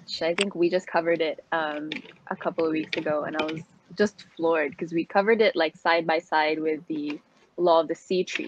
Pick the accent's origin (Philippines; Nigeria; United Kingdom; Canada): Philippines; I'm from the Philippines